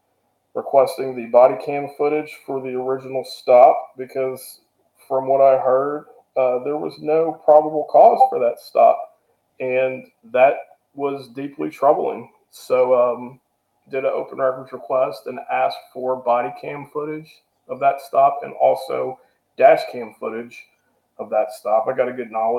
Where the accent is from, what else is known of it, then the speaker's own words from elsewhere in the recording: Kentucky, United States; moved away as an adult; also born or lived in St. Louis, Missouri; moved up to St. Louis, Missouri from Kentucky, from my hometown